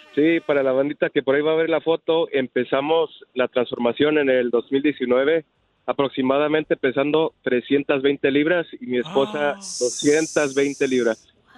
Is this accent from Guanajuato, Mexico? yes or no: yes; León, Guanajuato, Mexico; moved away; yo soy de León, Guanajuato.